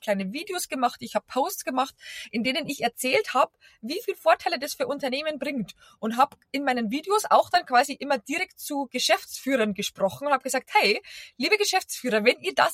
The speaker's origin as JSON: {"language": "German", "region": "Bavaria", "country": "Germany", "accent": "Bavarian", "lives_now": "Berlin, Germany", "said": "Äh, wie man unschwer hören kann, ich komme nicht aus Berlin, äh, sondern aus Bayern und bin eben vor über zehn Jahren nach Berlin zum Arbeiten"}